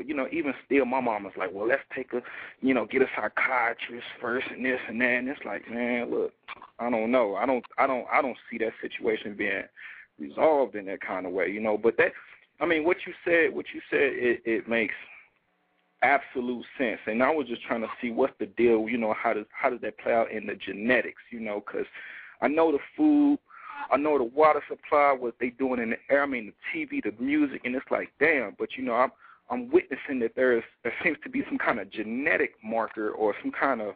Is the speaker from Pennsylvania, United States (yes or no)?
no; St. Louis, Missouri, United States; now in Denver, United States; I'm calling out of Denver, Colorado. I'm born and raised in St. Louis, Missouri.